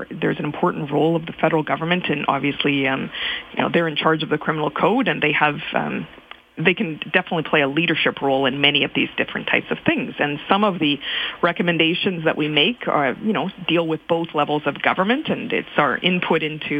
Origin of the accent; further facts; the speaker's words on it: Saskatchewan, Canada; I come from Saskatchewan